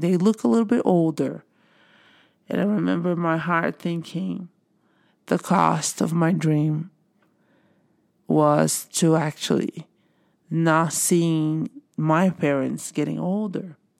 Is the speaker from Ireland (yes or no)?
no; Brazil; moved away as an adult; now in United States; I am originally from Brazil